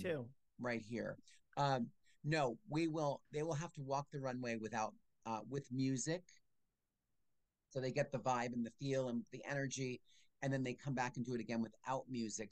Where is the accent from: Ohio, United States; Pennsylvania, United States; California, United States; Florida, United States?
Pennsylvania, United States; Allentown; I'm from Allentown